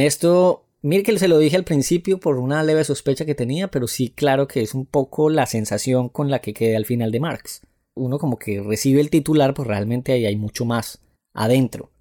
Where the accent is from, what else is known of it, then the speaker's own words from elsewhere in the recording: Paisa, Antioquia, Colombia; moved away as an adult; now in Bogotá, Colombia; una paisa viviendo en Bogotá desde hace algunos meses